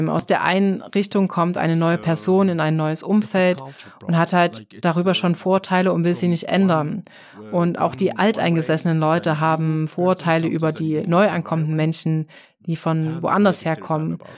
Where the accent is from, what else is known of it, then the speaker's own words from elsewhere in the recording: Egypt; Also, also wo ich herkomme, da ist es auch schwer, dich als Ausländerin zu heiraten und zu akzeptieren. Also jetzt zum Beispiel ein ausländischer Mann, der eine ägyptische Frau heiraten will.